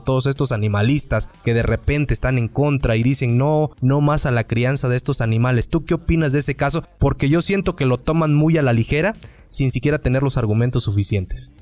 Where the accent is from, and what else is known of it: Mexico